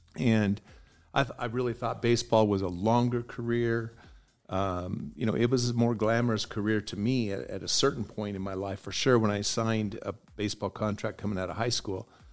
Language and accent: English; Oregon, United States; moved away; growing up in Oregon